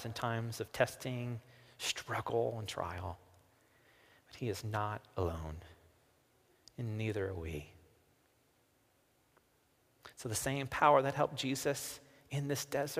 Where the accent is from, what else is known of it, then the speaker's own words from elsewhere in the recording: the South, United States; accent: southern; my southern accent